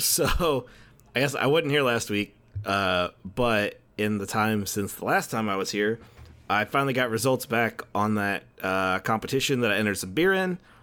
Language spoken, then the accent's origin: English; Dickinson, Texas, United States; the city of Dickinson, which is my hometown, uh, just outside of Houston